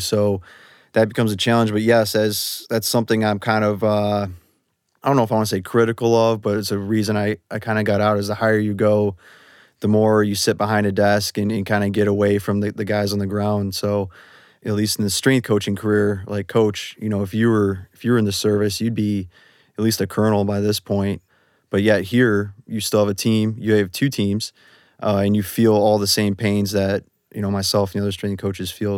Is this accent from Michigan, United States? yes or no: yes; Detroit, Michigan, United States; moved away as an adult; also born or lived in Hawaii / Washington; I'm from Detroit, Michigan.